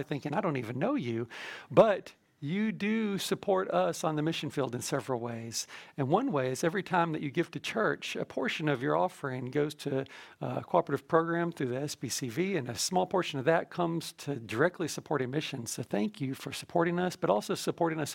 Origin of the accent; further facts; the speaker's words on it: Warrenton, United States; moved away as an adult; also born or lived in southwest China / Bangkok, Thailand; I'm from Warrenton, grew up there